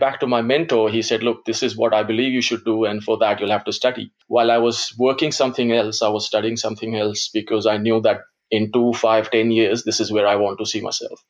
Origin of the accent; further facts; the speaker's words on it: Gujarat, India; first language Gujarati; English is a second language; moved away as an adult; now in Australia; my background, ethnic background is Indian. I was born in India and I've been in Australia since 99